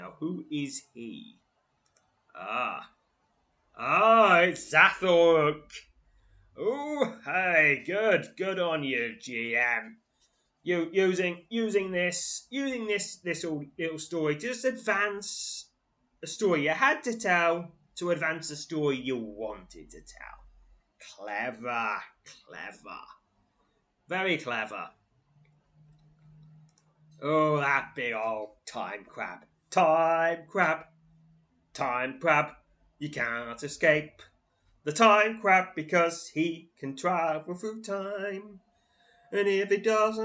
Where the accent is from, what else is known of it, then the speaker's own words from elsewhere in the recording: England, United Kingdom; as an English person